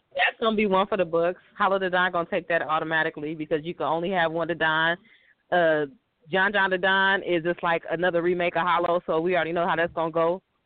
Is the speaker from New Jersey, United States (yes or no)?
no; Los Angeles, California, United States; I'm from LA, man. I'm from South Central LA.